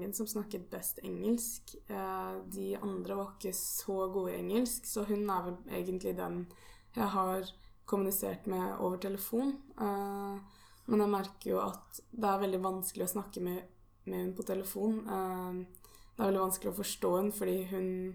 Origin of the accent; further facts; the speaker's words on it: Norway; mine foreldre er jo her hjemme i Norge